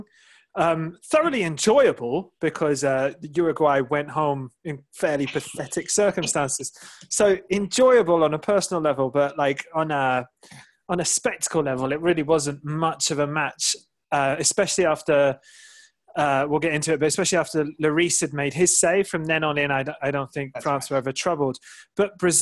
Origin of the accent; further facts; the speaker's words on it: England, United Kingdom; being English